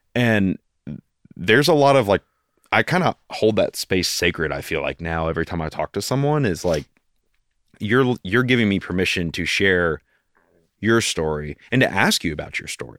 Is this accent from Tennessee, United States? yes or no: yes; Knoxville, Tennessee, United States; also born or lived in Kentucky; Born and raised